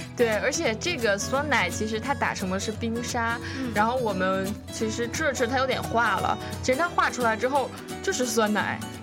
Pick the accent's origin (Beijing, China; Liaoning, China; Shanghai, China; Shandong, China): Beijing, China; now in Seattle, United States; 我从小到大我是在北京长大